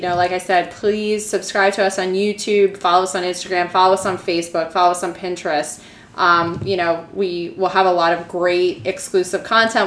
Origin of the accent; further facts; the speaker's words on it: East Coast, United States; I'm from the East Coast